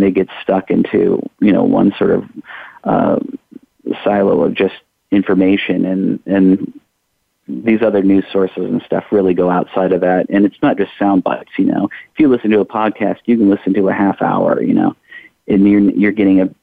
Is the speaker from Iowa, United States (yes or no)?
yes; Iowa, United States; now in Louisville, United States; I'm originally from Iowa.